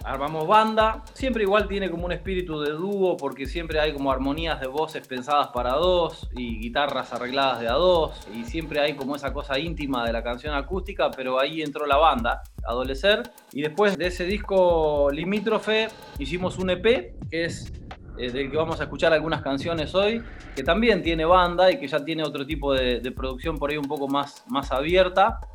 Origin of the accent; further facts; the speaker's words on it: Junín, Buenos Aires Province, Argentina; moved away; Nosotros somos de Junín, originales de Junín, pero bueno, estábamos viviendo en Buenos Aires